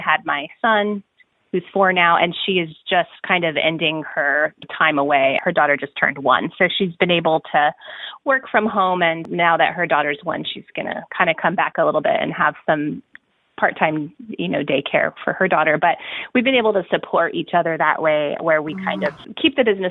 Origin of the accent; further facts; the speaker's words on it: El Paso, Texas, United States; I grew up in El Paso, Texas, which is the westernmost point of Texas